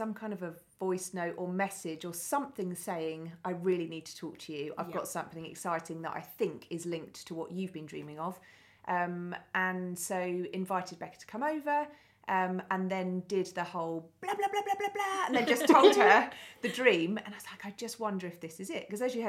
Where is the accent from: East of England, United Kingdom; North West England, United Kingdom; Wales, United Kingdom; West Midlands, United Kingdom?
East of England, United Kingdom; Billericay; born or raised there